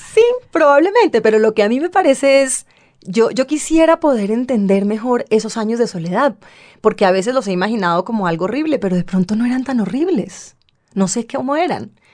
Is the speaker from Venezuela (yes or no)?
no; Bogotá, Colombia; also born or lived in New Orleans; soy bogotana